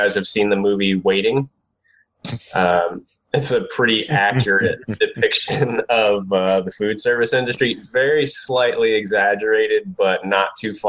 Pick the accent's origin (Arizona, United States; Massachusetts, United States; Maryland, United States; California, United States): Maryland, United States; Baltimore; moved away as an adult; also born or lived in Akron, Ohio / Pittsburgh; now in Wesley Chapel, Florida, United States; I grew up in the Baltimore area. So I think this is my fourth state that I've lived in now.